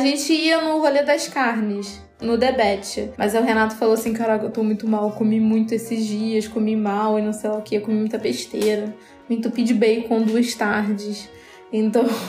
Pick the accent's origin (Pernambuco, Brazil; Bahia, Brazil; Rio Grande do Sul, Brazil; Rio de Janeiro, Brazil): Rio de Janeiro, Brazil; A gente é carioca